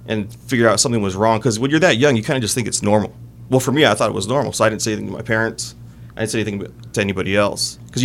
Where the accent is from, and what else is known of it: Oxnard, California, United States; born or raised there